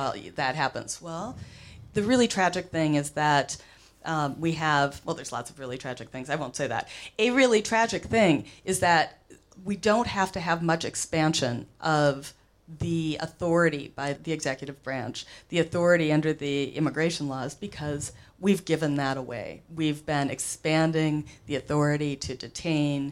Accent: Minnesota, United States; I'm Minnesotan

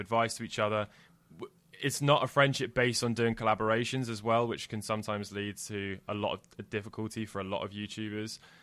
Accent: Jersey; I grew up in Jersey

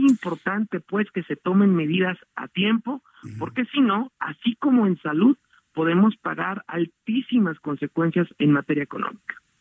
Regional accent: Mexico; como mexicanos

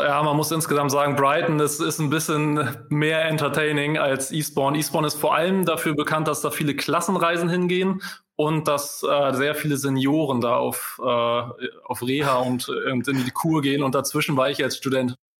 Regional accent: Hamburg, Germany; Als Hamburger

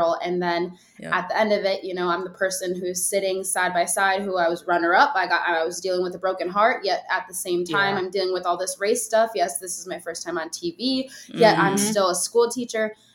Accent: Minnesota, United States; I'm from Minnesota

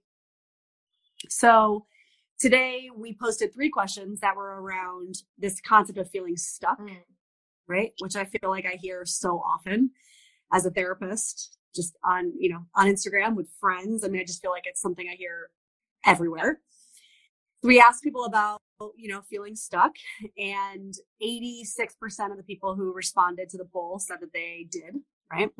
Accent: East Coast, United States; I'm from the East Coast

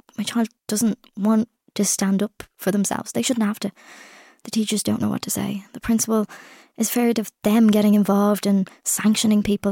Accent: Ireland; I'm Irish, I've come in for this, I go home tomorrow.

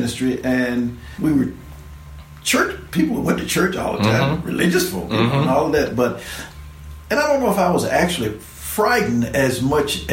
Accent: Memphis, Tennessee, United States; also born or lived in Jackson, Tennessee; I'm born and raised in Memphis.

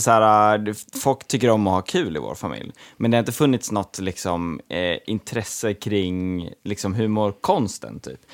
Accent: Gotland, Sweden; som gotlänning

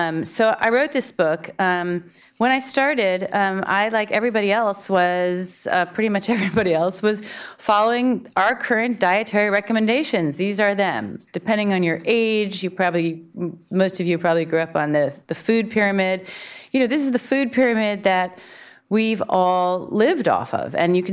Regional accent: Berkeley, California, United States; now in New York City, United States; I'm from Berkeley, California, so of course I was a vegetarian. Then from there I moved to New York City, other capital of vegetarianism.

